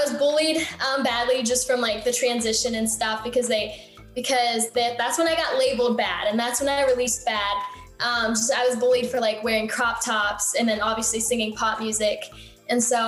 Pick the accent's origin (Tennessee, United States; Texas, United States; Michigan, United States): Michigan, United States; now in Los Angeles, United States; I grew up in Michigan